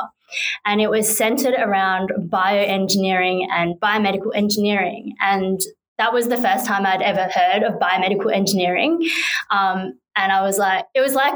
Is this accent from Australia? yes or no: yes; Perth, Western Australia, Australia; I'm from Perth. She went to a school just around the corner from the school that I went